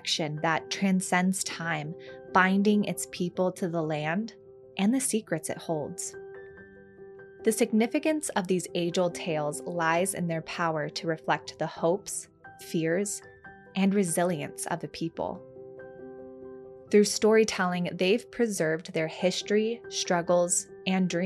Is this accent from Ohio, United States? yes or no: yes; Zanesville, Ohio, United States; I grew up in Zanesville, a town 2 hours north of the site of the tragedy in the Appalachian region of Ohio.